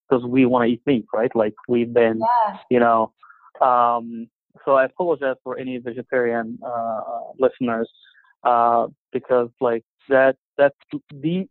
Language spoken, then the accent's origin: English; Egypt; moved away as an adult; now in United States; growing up in Egypt